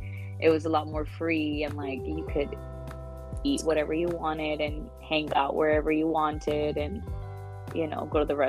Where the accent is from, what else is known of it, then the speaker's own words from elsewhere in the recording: Laredo, Texas, United States; English is a second language; also born or lived in Mexico; I was born in Laredo, and then I moved to Mexico with my grandparents. So I lived with them. I mean, since I was a baby, and I moved over here when I was like in third or fourth grade.